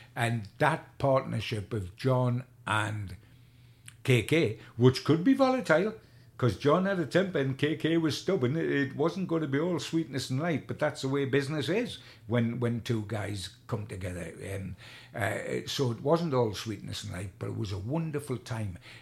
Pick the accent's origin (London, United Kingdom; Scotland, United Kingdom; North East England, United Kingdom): North East England, United Kingdom; Newcastle upon Tyne; I'm a Geordie